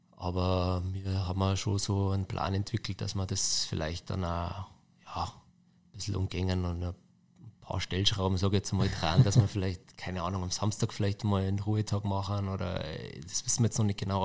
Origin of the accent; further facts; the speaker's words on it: Neukirchen am Inn, Bavaria, Germany; also born or lived in Passau; geboren in Passau und dann aufgewachsen, äh, fünf Kilometer von Passau auf dem Land, das Kaffhaus Pfennigbach